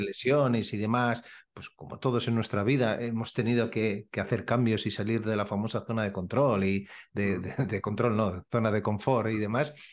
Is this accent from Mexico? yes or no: no; Badalona, Catalonia, Spain; soy de Badalona